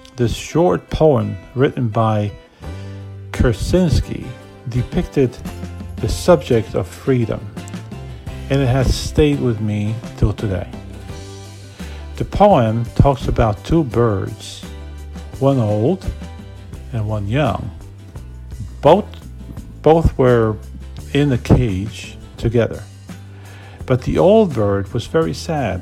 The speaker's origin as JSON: {"language": "English", "country": "Poland", "moved": "as an adult", "lives_now": "United States"}